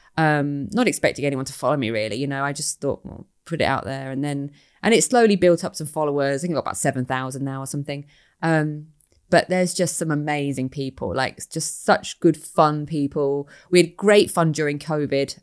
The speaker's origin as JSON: {"language": "English", "region": "East Midlands", "country": "United Kingdom", "said": "I'm from the Midlands as well, East Midlands"}